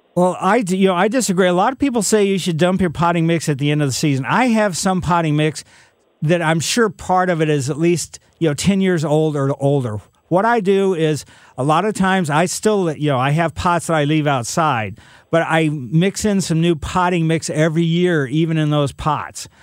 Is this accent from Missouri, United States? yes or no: yes; Ellisville, Missouri, United States; also born or lived in St. Louis, Missouri; Growing up in Ellisville